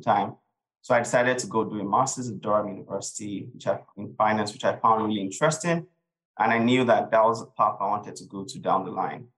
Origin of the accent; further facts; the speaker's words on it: Nigeria; moved away as an adult; also born or lived in United Kingdom; I grew up in Nigeria um, for the early part of my life, um, really enjoyed my experience being in Nigeria